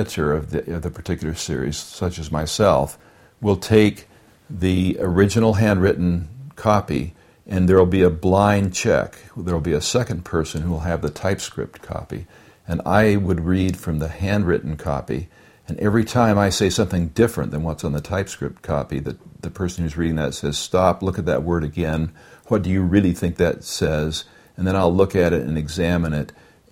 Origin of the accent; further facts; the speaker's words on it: California, United States; moved away; I'm from California